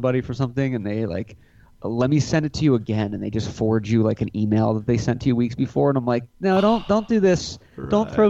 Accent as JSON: {"language": "English", "region": "Scotland", "country": "United Kingdom", "said": "I am Scottish."}